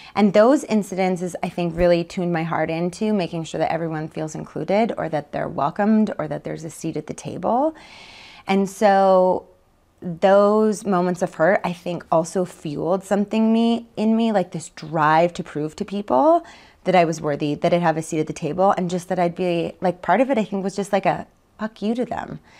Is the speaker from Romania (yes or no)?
no; Winnipeg, Manitoba, Canada; moved away as an adult; also born or lived in Calgary; born and raised in Winnipeg, Manitoba, just outside